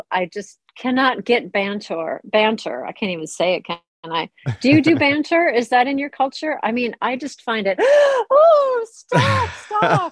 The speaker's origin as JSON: {"language": "English", "country": "United States", "also_born_or_lived": "North London", "moved": "as an adult", "lives_now": "London, United Kingdom", "said": "you can hear from my accent that I am not British. I am American. I've been here for over 2 decades"}